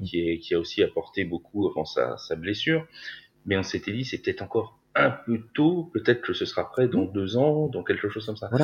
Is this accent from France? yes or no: yes; France; on est français tous les deux